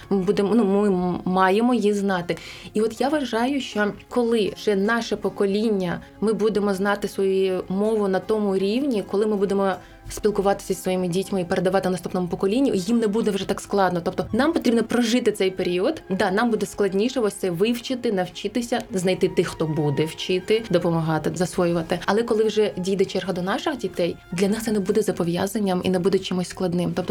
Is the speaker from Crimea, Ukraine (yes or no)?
yes; Crimea, Ukraine; first language crh; Ukrainian is a second language; храм татар це я кримський татарин, це моя рідна мова.